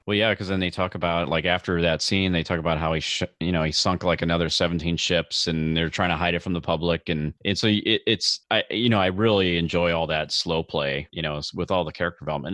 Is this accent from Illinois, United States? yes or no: yes; outside of Chicago, Illinois, United States; I grew up outside of Chicago